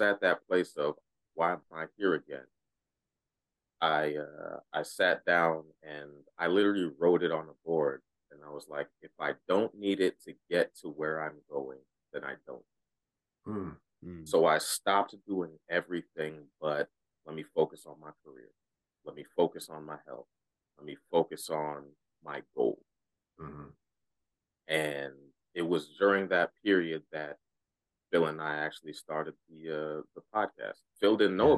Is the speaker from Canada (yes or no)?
no; Ghana; I'm Ghanaian, right? So our uh, our traditional religion